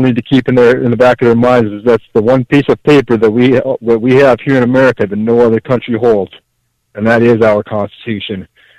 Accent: Canada; now in United States; I mean, I've only been out in the States now 17 years. I'm actually originally from Canada myself.

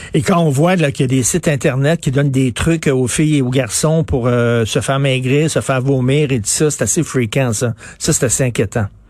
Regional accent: Montreal, Quebec, Canada; je viens de Verdun

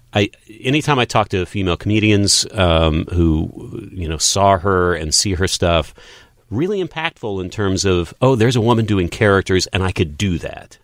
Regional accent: West Texas, United States; moved away as an adult; I grew up in West Texas

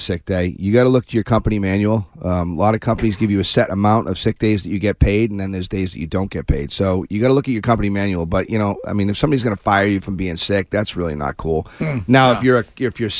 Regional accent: Shrewsbury, Massachusetts, United States; Fantastic school system over in Shrewsbury. My hometown

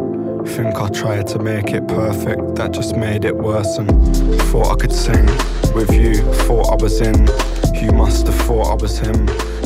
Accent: Traralgon, Victoria, Australia; I grew up in Traralgon.

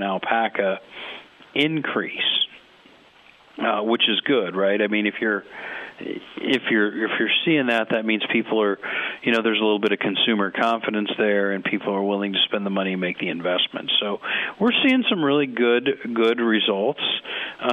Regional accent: Nebraska, United States; I'm from Nebraska

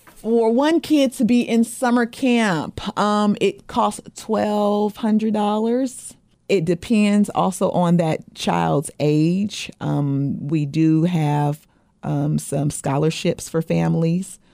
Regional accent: Portland, Oregon, United States; moved away; I'm originally from Portland, Oregon, um, the Great Northwest

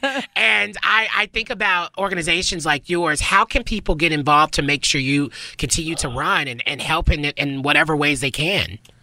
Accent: the South, United States; I can't roll my R's. I'm from the South

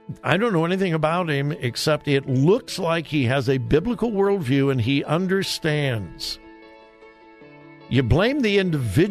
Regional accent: Los Angeles, California, United States; also born or lived in Missouri; now in Columbus, United States; I grew up in Southern California.

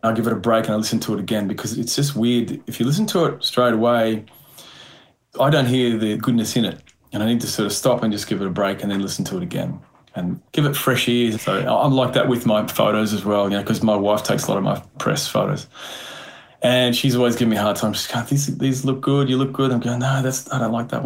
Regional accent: Chinchilla, Queensland, Australia; moved away; also born or lived in Brisbane; I grew up in Chinchilla, a small country town. So, you know, I moved to Brisbane

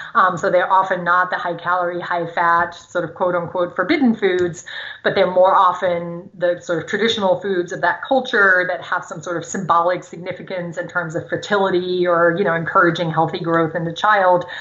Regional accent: Germany; first language German; English is a second language; moved away; I grew up in Germany, speaking German.

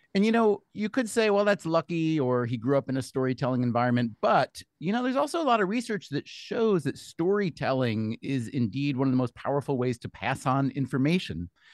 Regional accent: New York, United States; as a New Yorker myself

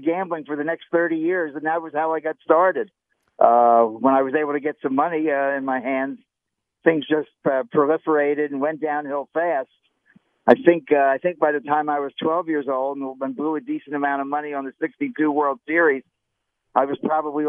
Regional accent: Philadelphia, Pennsylvania, United States; When I grew up in Philadelphia

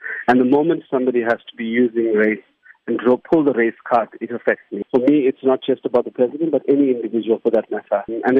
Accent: South Africa; as a South African

